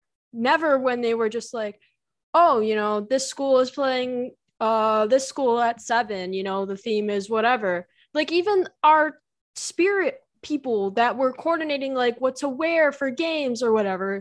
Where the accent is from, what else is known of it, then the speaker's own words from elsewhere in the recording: Chicago, Illinois, United States; The Chicago Red Stars, which is my hometown soccer team, used to play at Benedictine University, which is like 20 minutes from where I am.